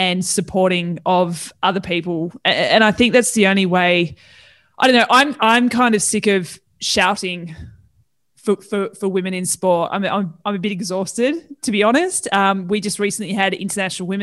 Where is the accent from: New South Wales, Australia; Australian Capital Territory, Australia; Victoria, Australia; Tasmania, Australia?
Tasmania, Australia; moved away; I'm originally from Tassie